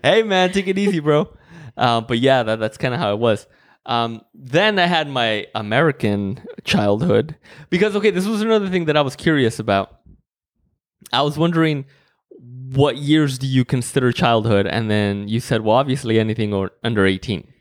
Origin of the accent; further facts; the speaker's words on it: Mexico; moved away; growing up in Mexico